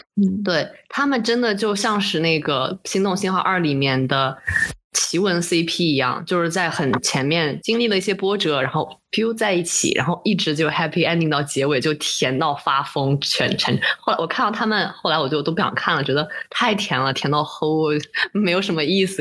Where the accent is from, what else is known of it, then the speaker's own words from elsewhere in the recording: China; 我一个中国人